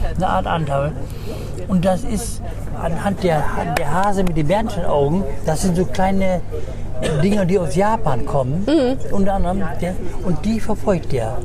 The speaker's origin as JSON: {"language": "German", "region": "Bremen", "country": "Germany", "tie": "born or raised there", "said": "meine Jugend in Bremen"}